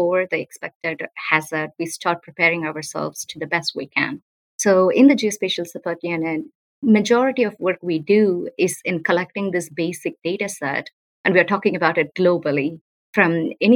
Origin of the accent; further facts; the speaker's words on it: South India, India; moved away as an adult; also born or lived in United States; Growing up in South India, natural hazards were everywhere around us